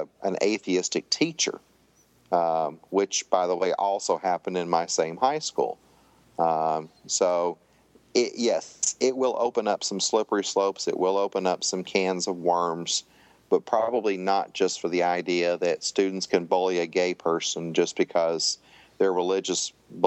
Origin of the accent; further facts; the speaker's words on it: Tennessee, United States; I grew up in Tennessee